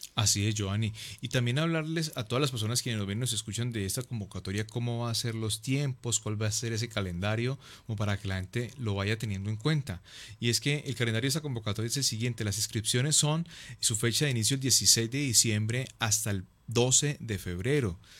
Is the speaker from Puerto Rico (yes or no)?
no; Palmira, Valle del Cauca, Colombia